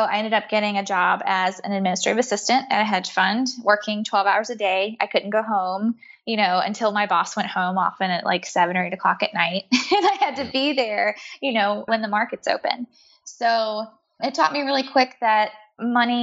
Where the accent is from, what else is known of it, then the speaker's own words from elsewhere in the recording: the South, United States; moved away as an adult; also born or lived in New York City; now in Atlanta, United States; I'm from the South. I live in Atlanta now.